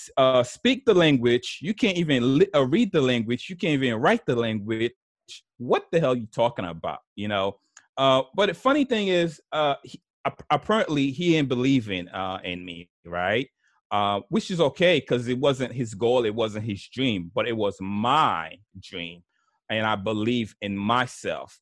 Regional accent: New York, United States; English is a second language; also born or lived in Haiti; I grew up in New York, in Brooklyn, New York.

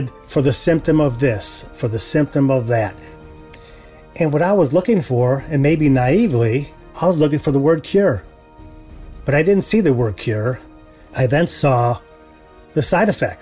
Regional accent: United States; also born or lived in Texas; As an American

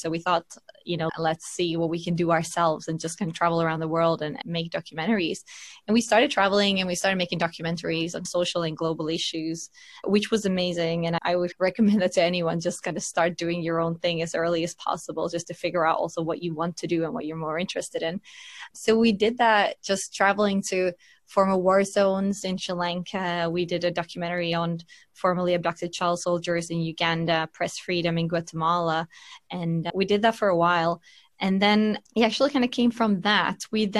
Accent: Finland; also born or lived in London, United Kingdom / United States / Berlin, Delaware, United States; now in Sweden; So I'm originally from Finland, first of all, although I've lived abroad most of my life.

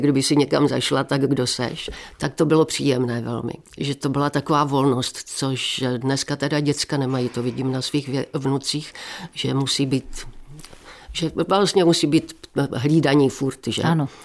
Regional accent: Moravian Slovakia, South Moravian Region, Czechia; now in Ostrava, Czechia; jsem vyrostla vlastně na Slovácku

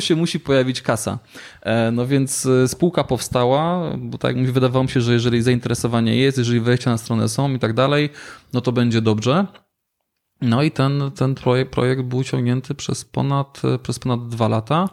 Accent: Silesian Voivodeship, Poland; U nas na Śląsku

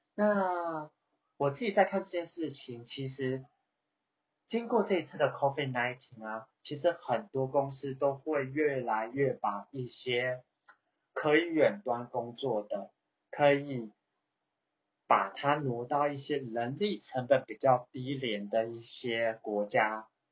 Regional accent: Taiwan; moved away as an adult; now in Singapore; 我是这个土生土长的台湾人

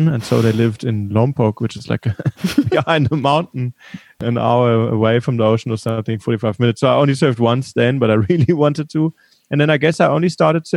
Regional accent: Munich, Bavaria, Germany; accent: German; also born or lived in California; now in Cape Town, South Africa; I was born in Munich and I grew up in Munich.

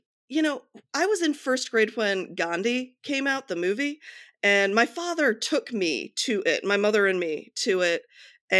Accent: Akron, Ohio, United States; I grew up just outside of Akron, Ohio

